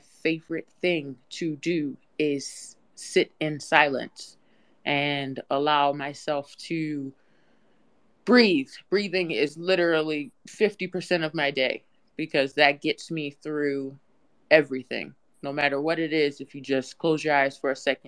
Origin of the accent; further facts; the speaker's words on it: United Kingdom; I'm a British artist.